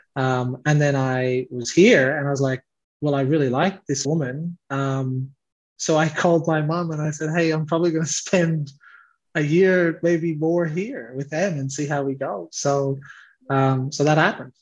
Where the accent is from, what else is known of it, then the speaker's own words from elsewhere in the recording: Leitrim, Connacht, Ireland; accent: Irish; moved away as an adult; now in Australia; me and my five siblings grew up with uh, with mum in Ireland alone. So we grew up in this very rural area. Um, it's called Leitrim.